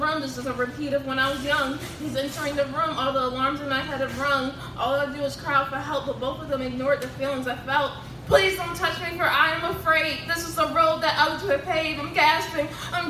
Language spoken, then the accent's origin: English; Baltimore, Maryland, United States; 22 years old, and born and raised in Baltimore.